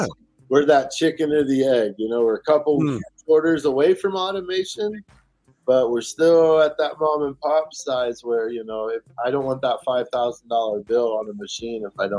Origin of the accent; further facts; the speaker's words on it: Virginia, United States; born there; I was born in Virginia. I got family there.